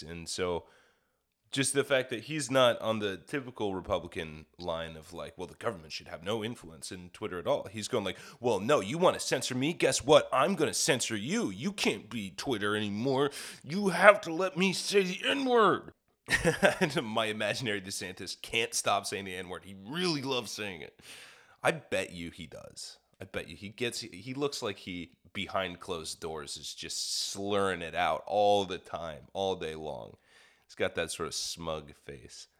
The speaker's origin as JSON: {"language": "English", "region": "Kansas", "country": "United States", "tie": "born or raised there", "moved": "yes", "said": "I'm from the Midwest. I don't know any of this stuff. Fucking, I mean, I grew up in, in Kansas"}